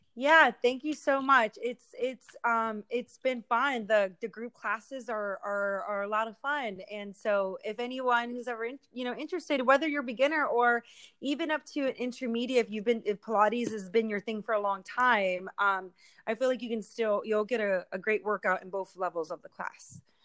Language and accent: English; Philadelphia, Pennsylvania, United States; moved away as an adult; now in Humboldt County, United States; I'm from the East Coast, so it's completely different. Uh, I grew up my whole life in the city